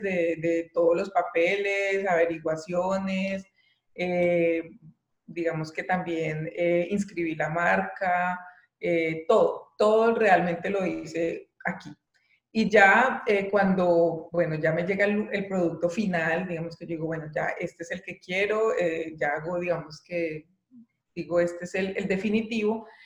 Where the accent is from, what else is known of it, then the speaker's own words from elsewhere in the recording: Colombia; moved away as an adult; now in Germany; Yo estaba realmente muy cómoda en mi país, tenía un, buen trabajo